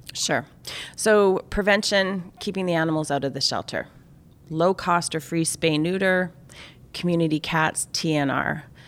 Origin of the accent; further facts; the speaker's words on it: Canada; I'm Canadian